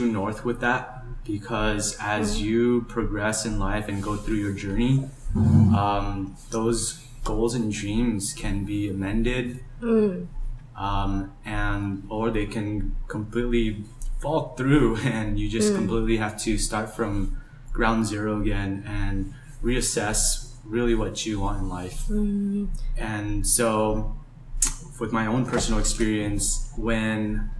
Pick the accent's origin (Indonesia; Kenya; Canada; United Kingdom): Indonesia; Java; now in Los Angeles, United States; I'm originally from Java, Indonesia, but now live here in Los Angeles, California.